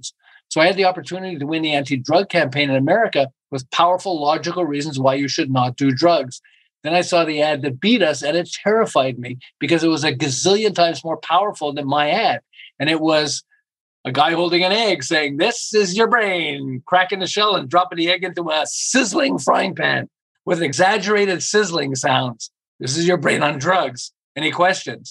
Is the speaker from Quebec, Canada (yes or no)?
yes; Montreal, Quebec, Canada; moved away as an adult; now in Southern California, United States; I'm originally from Montreal and I ran an advertising agency in Montreal